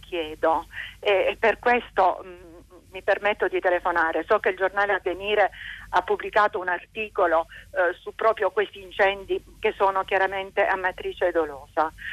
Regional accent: Rossano, Calabria, Italy; now in Modena, Italy; Io vivo a Modena ma sono nata a Rossano Calabro

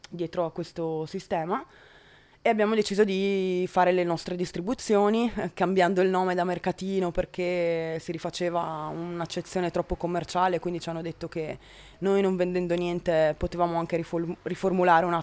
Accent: Verona, Veneto, Italy; moved away as an adult; now in Padua, Italy; eh, sono di Verona

